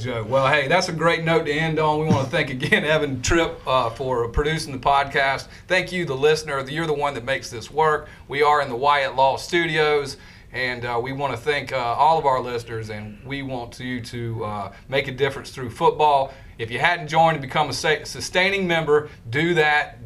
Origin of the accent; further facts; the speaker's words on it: South Carolina, United States; proud I am to be from South Carolina